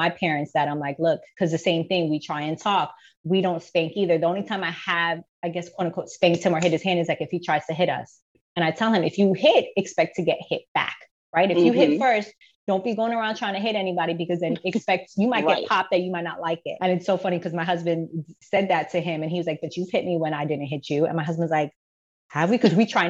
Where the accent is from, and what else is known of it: Georgia, United States; born or raised there; also born or lived in Bronx, New York